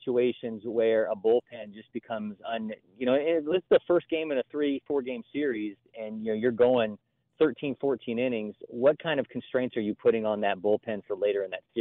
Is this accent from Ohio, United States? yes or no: yes; Ohio, United States; I'm from Ohio